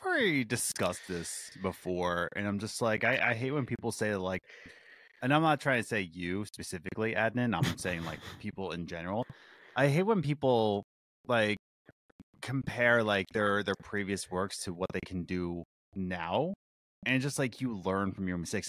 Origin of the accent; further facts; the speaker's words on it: Philadelphia, Pennsylvania, United States; my hometown of Philly